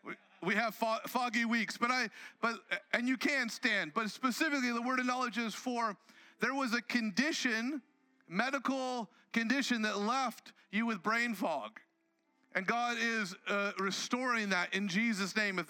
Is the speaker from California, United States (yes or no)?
yes; Southern California, United States; I grew up in Southern California